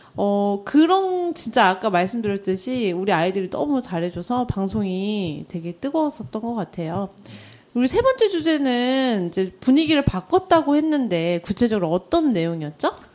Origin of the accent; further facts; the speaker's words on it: South Korea; 저도 한국인인데